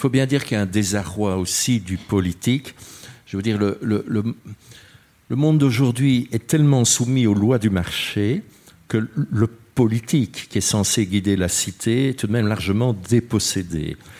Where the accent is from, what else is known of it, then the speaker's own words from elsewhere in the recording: Brussels, Brussels-Capital Region, Belgium; je suis bruxellois